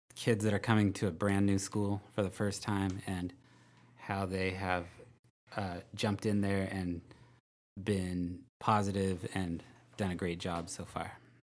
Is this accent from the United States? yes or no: yes; Vacaville, California, United States; also born or lived in Albuquerque; I'm from Vacaville